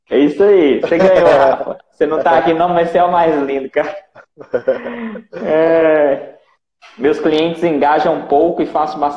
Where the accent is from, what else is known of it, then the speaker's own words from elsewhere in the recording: Cachoeiro de Itapemirim, Espírito Santo, Brazil; sou daqui do Espírito Santo, Cachoeira de Itapemirim.